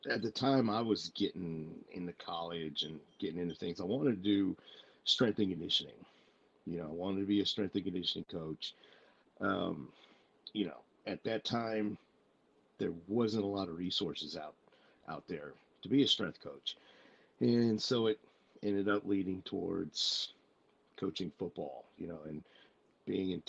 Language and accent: English; Tachikawa, Tokyo, Japan; born there; also born or lived in Plattsburgh, United States / Kaiserslautern, Delaware, United States / Maine, United States; I was born in Tachikawa Air Force Base. Uh, we went from there uh, lived in Plattsburgh, New York for a few years. We lived in uh, uh, Kaiserslautern Air Force Base for a few years in Germany.